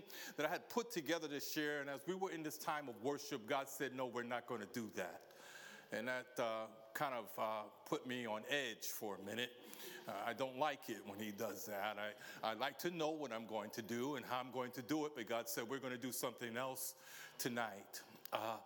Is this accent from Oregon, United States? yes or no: no; New York City, New York, United States; moved away as an adult; now in United Kingdom; I'm from a place called the Big Apple.